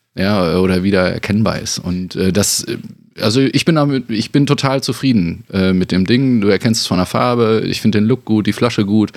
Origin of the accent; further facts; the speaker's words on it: Bünde, North Rhine-Westphalia, Germany; moved away; war ich dann natürlich auch wieder ganz fest in Bünde zurück, ohne dass ich es irgendwie so geplant hatte oder dass es äh, klar für mich war, sondern hier war irgendwie das Projekt in meiner Heimatstadt